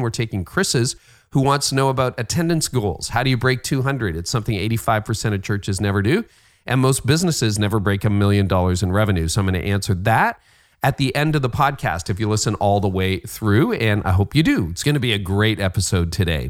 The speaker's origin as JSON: {"language": "English", "country": "Canada", "said": "I'm Canadian"}